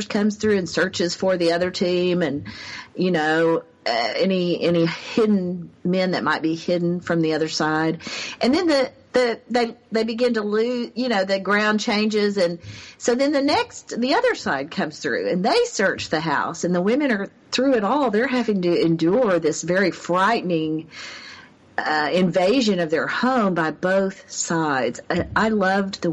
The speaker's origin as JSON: {"language": "English", "region": "the South", "country": "United States", "tie": "born or raised there", "said": "growing up in the South"}